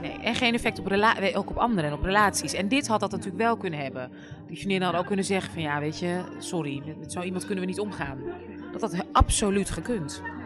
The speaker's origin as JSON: {"language": "Dutch", "town": "Amsterdam", "region": "North Holland", "country": "Netherlands", "tie": "born or raised there", "said": "ik ben in Amsterdam opgegroeid, super wit, super hockey"}